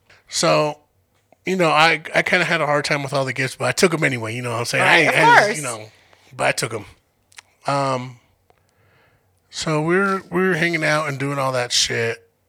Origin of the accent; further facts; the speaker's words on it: Denver, Colorado, United States; I'm from Denver.